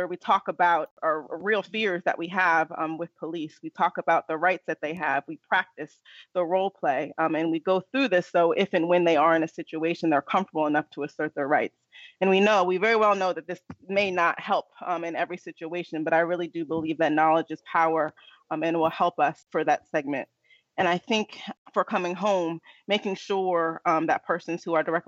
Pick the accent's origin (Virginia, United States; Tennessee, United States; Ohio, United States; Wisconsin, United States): Virginia, United States; Fairfax County; I'm from Fairfax County.